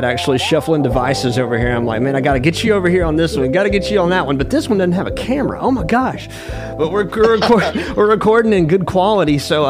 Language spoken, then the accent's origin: English; Muscle Shoals area, Alabama, United States; I'm born and raised from here.